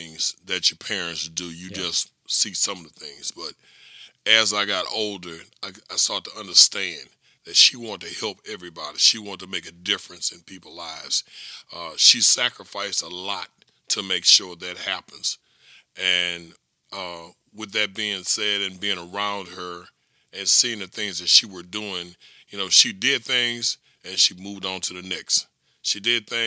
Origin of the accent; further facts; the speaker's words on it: Louisiana, United States; moved away as an adult; people in Louisiana are taken care of, because this is my hometown and home state